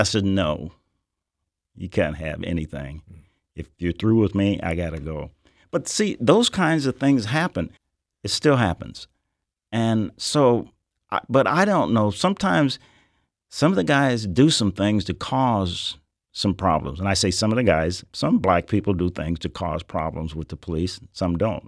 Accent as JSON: {"language": "English", "region": "Nebraska", "country": "United States", "said": "I'm from Nebraska"}